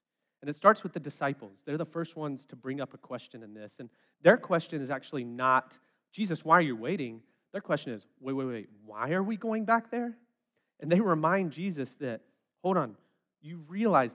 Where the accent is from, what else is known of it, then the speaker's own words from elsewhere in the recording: West Memphis, Arkansas, United States; I'm from West Memphis